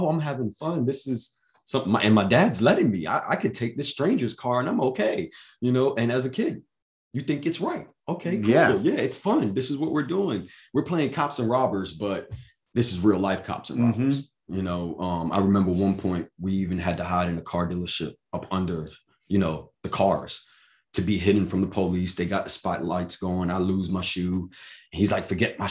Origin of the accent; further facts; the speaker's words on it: New York, United States; moved away; also born or lived in Virginia; I was born in New York, you know, so my beginning of my life was there